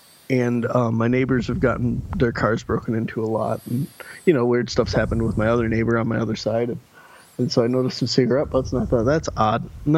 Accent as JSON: {"language": "English", "town": "Clio", "country": "United States", "tie": "born or raised there", "said": "Where I grew up at in Clio, we would get broken into a lot, like our cars and stuff."}